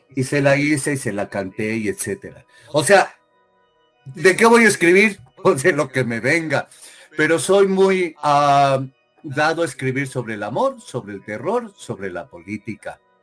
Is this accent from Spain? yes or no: no; Mexico; moved away as an adult; now in United States; soy mexicano hasta el día que deje de respirar